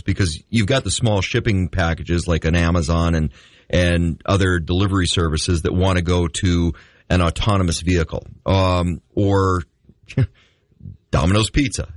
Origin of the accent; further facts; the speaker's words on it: Red River Valley, North Dakota, United States; growing up in the River Valley of North Dakota